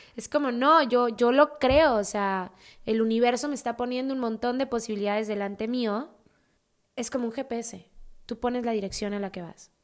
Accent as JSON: {"language": "Spanish", "region": "Mexico City", "country": "Mexico", "said": "yo soy de Ciudad de México"}